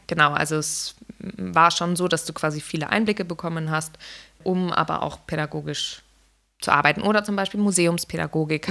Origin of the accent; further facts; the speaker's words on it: Garmisch-Partenkirchen, Bavaria, Germany; Ich komme aus Garmisch-Partenkirchen und bin Künstlerin